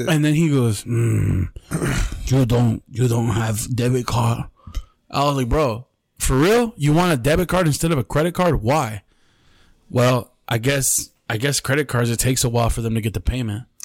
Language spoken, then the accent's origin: English; Mexicali, Baja California, Mexico; We're from Mexicali